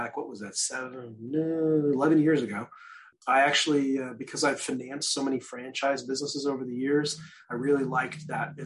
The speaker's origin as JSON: {"language": "English", "region": "Midwest", "country": "United States", "tie": "born or raised there", "said": "I grew up in the Midwest, so we cut grass in the spring and summer"}